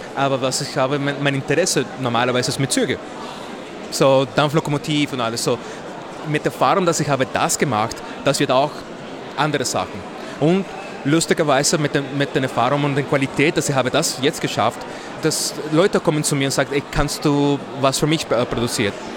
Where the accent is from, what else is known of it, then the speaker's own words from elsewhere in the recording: Mexico; German is a second language; moved away as an adult; now in Vienna, Austria; ich komme aus Mexiko. Ich habe seit zwölf Jahren nach Wien äh, gekommen